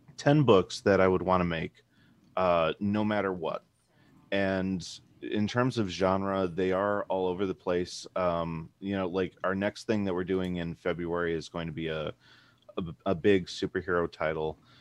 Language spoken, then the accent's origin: English; Chicago, Illinois, United States; moved away as an adult; now in Portland, United States; we were both born and raised in Chicago.